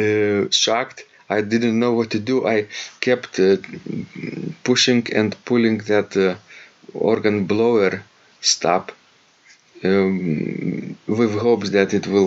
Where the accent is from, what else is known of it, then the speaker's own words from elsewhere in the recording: Klaipėda, Klaipėda County, Lithuania; from the city I grew up in Klaipėda